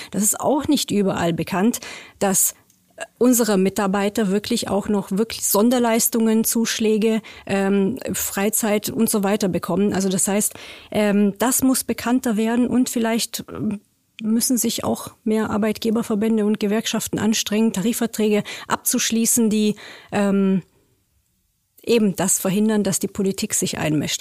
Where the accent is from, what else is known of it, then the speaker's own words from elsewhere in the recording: Romania; now in Germany; Ich komme aus Rumänien